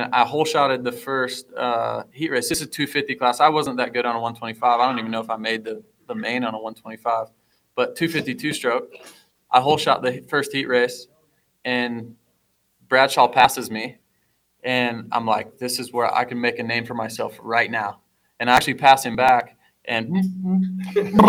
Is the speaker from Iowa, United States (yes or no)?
yes; Fort Dodge, Iowa, United States; I'm some kid from Fort Dodge, Iowa, getting bikes from Storm Lake Honda